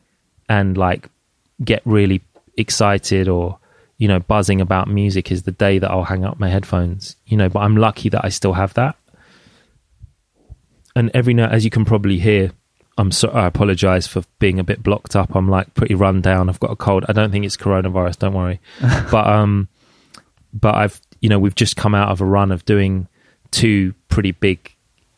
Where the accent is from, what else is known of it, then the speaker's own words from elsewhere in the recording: London, United Kingdom; I grew up in Jungle in London